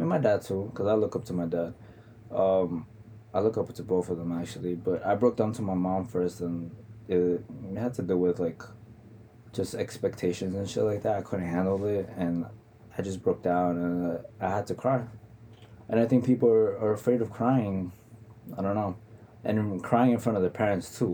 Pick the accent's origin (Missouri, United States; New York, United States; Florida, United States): New York, United States; New York City; I'm from Queens